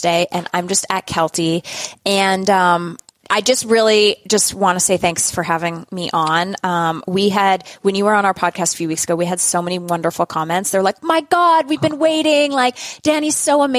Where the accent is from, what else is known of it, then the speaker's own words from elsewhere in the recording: Canada; we're both Canadian